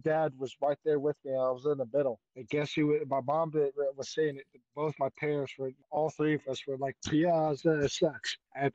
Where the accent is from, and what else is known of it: Georgia, United States